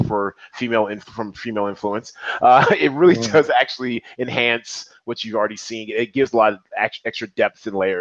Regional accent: Seattle, Washington, United States; I'm from Seattle

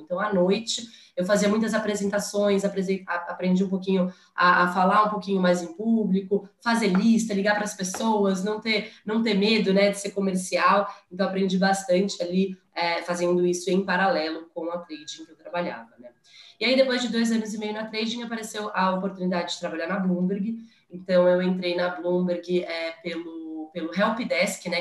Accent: São Paulo, Brazil; also born or lived in United States; sou de São Paulo

